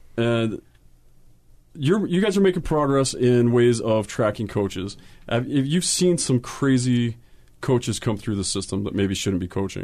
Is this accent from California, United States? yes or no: no; Utah, United States; when I started playing in Utah